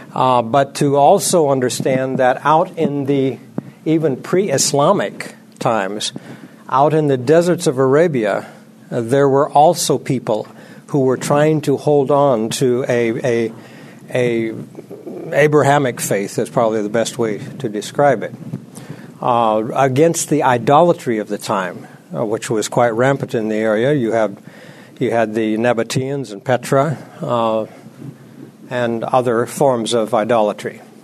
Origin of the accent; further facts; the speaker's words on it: United States; also born or lived in Libya; I as an American